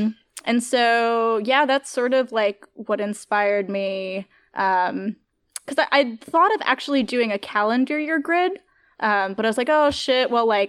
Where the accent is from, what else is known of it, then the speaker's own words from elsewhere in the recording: Northeast, United States; Like, I'm from the Northeast, and I have sort of that, like, Northeast peak bagging knowledge.